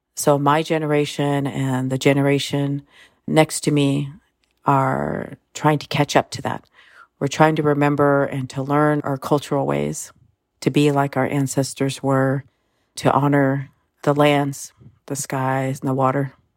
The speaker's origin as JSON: {"language": "English", "area": "Sherwood Valley Rancheria", "region": "California", "country": "United States", "said": "I come from Sherwood Valley. Noyo and Yukeo Rancheria."}